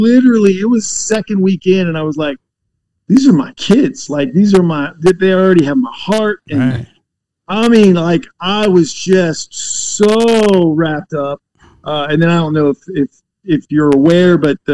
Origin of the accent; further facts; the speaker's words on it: Florida, United States; also born or lived in Virginia / Tennessee; now in North Carolina, United States; technically I was born in Virginia, but I don't claim that as home because I spent most of my life in Florida on the beaches and hiding from hurricanes.